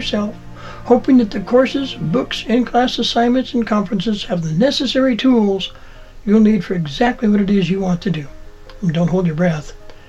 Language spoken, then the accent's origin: English; Montana, United States; In my youth, I worked for the Department of Agriculture in the U.S. Forest Service, fighting fires and planting trees in my home state of Montana